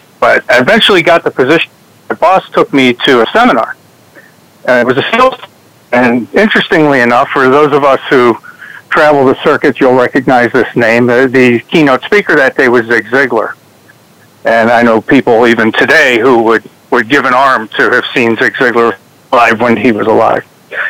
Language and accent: English; Trenton, Michigan, United States; born there; I was born just in Trenton, Michigan, just outside of Detroit. My family's from Pennsylvania